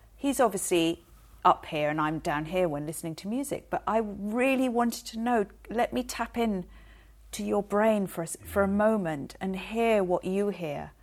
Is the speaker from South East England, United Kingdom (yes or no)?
no; London, United Kingdom; now in New Zealand; I'm from North London